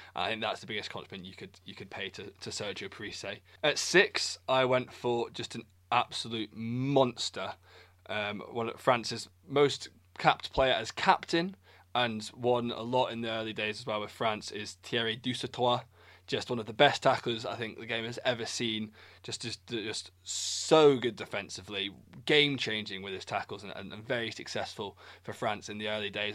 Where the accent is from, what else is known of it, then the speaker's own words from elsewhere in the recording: Scotland, United Kingdom; me being Scottish